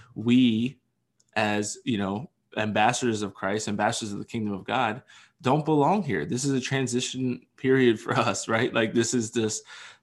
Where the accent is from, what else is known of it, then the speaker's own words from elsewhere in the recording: Pennsylvania, United States; the great state of my home state of Pennsylvania